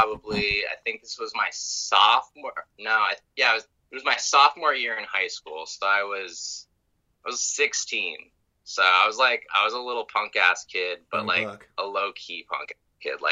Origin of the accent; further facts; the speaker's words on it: Carbondale, Colorado, United States; I grew up in Carbondale, which is about 3 hours away from Denver.